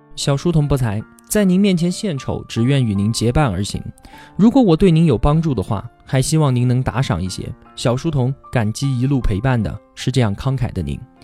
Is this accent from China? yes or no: yes; China; 用我们中国人的话来说